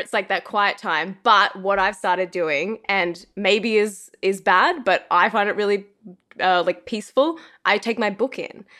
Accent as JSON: {"language": "English", "country": "Australia", "also_born_or_lived": "Los Angeles", "moved": "as an adult", "said": "being an Australian in Los Angeles"}